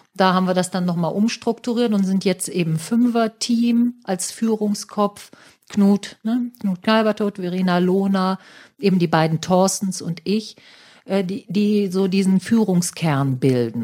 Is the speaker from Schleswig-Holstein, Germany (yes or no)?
no; Hamburg, Germany; wir als Hamburger